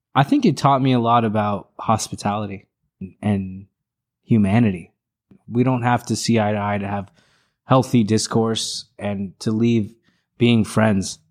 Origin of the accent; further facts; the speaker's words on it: Orlando, Florida, United States; also born or lived in Los Angeles, California / Orange County, California; I grew up in Orlando